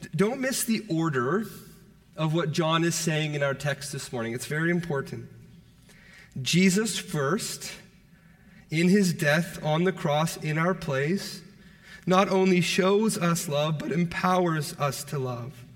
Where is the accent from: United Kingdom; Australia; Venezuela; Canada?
Canada; Toronto, Ontario; I'm from Toronto